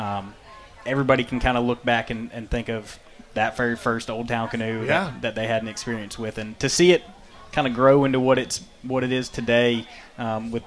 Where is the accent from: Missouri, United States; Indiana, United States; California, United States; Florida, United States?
Florida, United States; Ormond Beach; now in St. Petersburg, United States; I grew up in Ormond Beach on the East Coast